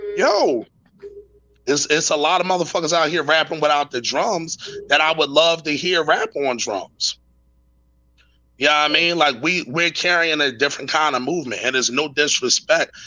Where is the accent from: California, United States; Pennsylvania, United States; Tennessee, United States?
Pennsylvania, United States; Philadelphia; I'm from West Philly